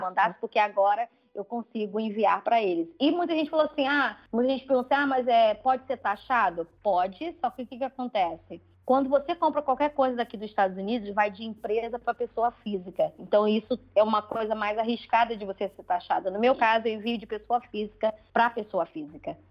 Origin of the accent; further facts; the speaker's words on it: Brazil; moved away as an adult; eu tinha um sotaque e viu que eu era brasileira